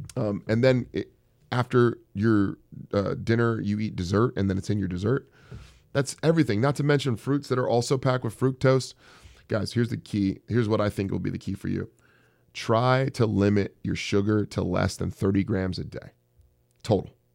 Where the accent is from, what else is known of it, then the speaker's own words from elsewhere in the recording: Bay Area, California, United States; moved away; also born or lived in Silicon Valley / San Francisco; I'm from the Bay Area.